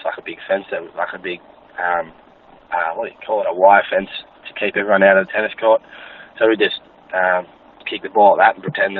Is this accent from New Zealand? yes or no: no; Buffalo, Victoria, Australia; we actually grew up in a little town in the middle of nowhere called Buffalo.